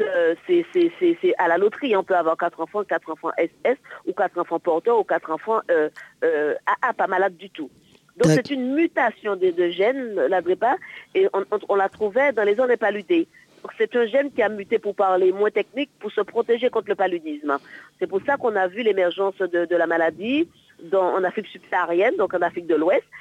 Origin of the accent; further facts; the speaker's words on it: Martinique; Moi, je suis originaire de la Martinique